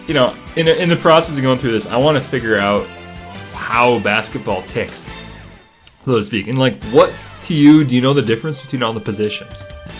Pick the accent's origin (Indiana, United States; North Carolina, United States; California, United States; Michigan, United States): Michigan, United States; Negaunee; us Negaunee kids